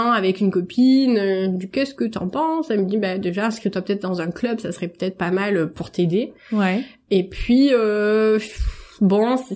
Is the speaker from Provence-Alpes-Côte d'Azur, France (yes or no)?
yes; Marseille, Provence-Alpes-Côte d'Azur, France; je suis marseillaise